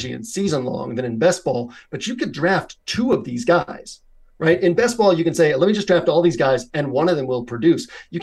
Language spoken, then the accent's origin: English; Boston, Massachusetts, United States; I grew up in Boston